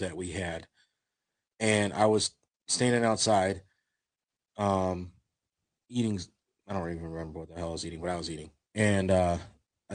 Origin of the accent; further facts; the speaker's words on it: Maple Heights, Ohio, United States; I grew up in Maple Heights. I grew up in Garfield Heights.